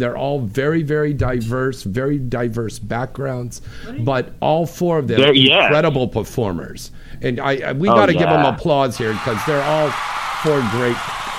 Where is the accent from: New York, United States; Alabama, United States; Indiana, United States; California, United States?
California, United States; Bay Area; I'm from up in the Bay Area, too.